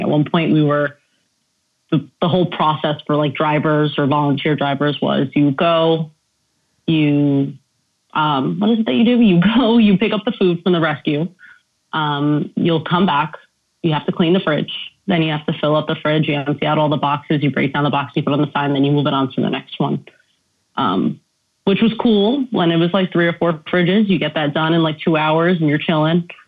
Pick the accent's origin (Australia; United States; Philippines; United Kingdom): United States; New York City, New York; also born or lived in Yonkers; I'm from the Bronx